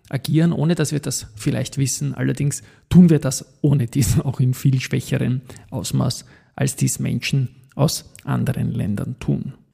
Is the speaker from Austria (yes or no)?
yes; Vienna, Austria; Ich bin 1968 in Wien geboren und aufgewachsen als Kind einer Arbeiterfamilie, hatte ein tolles Elternhaus, Donaustadt, Gegend Alte Donau